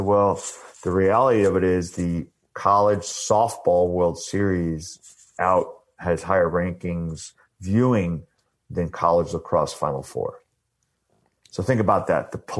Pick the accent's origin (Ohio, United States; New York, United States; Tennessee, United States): New York, United States; Long Island; I grew up playing lacrosse on Long Island, you know, Huntington Boys Club.